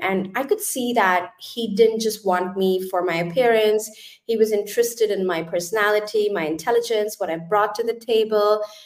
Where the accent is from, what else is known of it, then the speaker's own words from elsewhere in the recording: India; moved away as an adult; now in Germany; I actually come from India. So I was born and brought up in India.